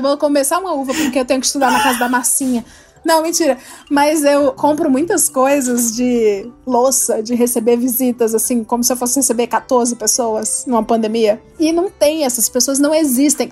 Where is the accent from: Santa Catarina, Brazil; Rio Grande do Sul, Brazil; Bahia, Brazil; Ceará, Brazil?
Ceará, Brazil; moved away; eu sou do Ceará